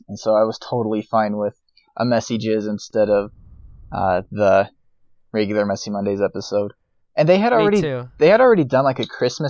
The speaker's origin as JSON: {"language": "English", "town": "Colorado Springs", "region": "Colorado", "country": "United States", "said": "Oh, Colorado Springs, Colorado. So we've visited the Focus on the Family Visitor Center many times."}